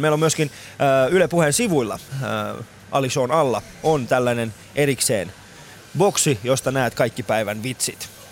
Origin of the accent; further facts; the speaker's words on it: Iran; now in Finland; mä oon ite Iranista oikeesti.